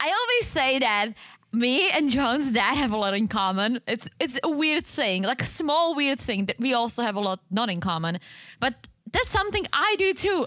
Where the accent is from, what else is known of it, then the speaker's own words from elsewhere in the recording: Czechia; I'm Czech. I am not from Prague. I'm actually from the other side.